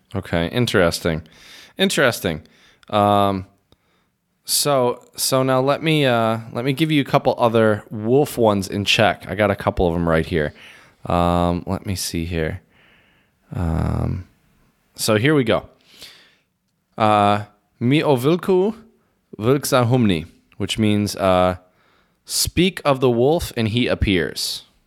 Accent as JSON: {"language": "English", "region": "Midwest", "country": "United States", "also_born_or_lived": "Michigan", "moved": "as an adult", "lives_now": "Czech Republic", "said": "as a Midwesterner"}